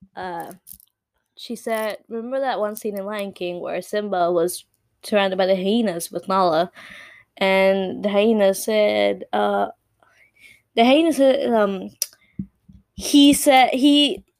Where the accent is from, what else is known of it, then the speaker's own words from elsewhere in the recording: Puerto Rico; first language Spanish; English is a second language; us Puerto Ricans